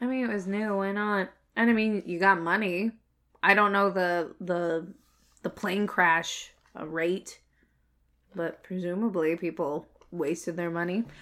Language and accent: English; Canada; I'm Canadian